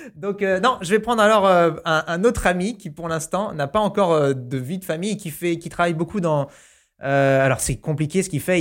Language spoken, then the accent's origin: French; New Caledonia; moved away; quand j'étais petit, j'habitais en Nouvelle-Calédonie.